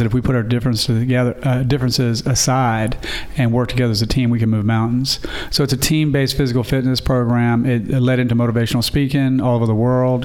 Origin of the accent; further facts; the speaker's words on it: Henrico County, Virginia, United States; I got born and raised in Henrico County